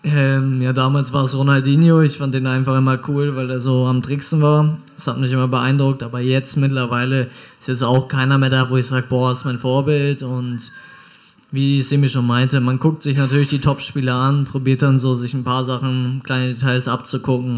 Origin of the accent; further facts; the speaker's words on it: Hamburg, Germany; moved away as an adult; also born or lived in Pinneberg; now in Bielefeld, Germany; Ich komme ja ursprünglich aus Hamburg